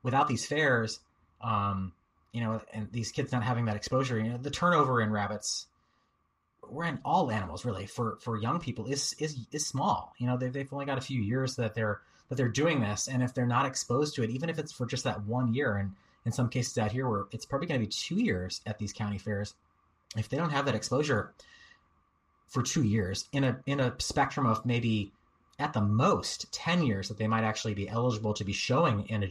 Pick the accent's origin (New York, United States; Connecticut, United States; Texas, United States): Connecticut, United States; Durham; now in California, United States; my local fair growing up in Durham, Connecticut